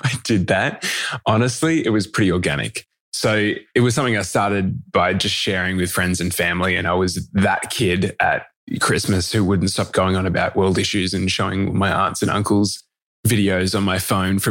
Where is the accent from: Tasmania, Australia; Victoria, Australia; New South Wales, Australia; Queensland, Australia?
Victoria, Australia; Melbourne; born or raised there